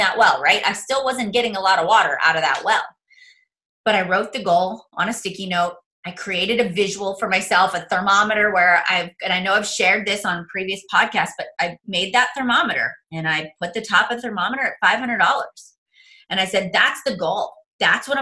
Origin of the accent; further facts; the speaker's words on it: Mars, Pennsylvania, United States; I am a nobody from Mars, Pennsylvania